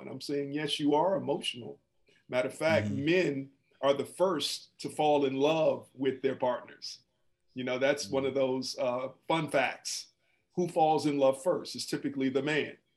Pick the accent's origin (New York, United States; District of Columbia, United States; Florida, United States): District of Columbia, United States; Washington; moved away; also born or lived in Atlanta / Wisconsin; I'm originally from Washington, D.C.